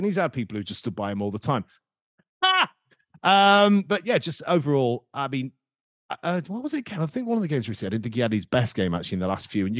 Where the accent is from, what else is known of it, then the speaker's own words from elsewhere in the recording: Collingham, East Midlands, United Kingdom; Growing up in Collingham